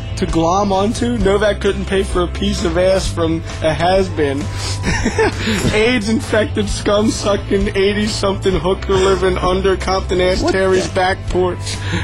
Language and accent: English; New Zealand; I'm from New Zealand.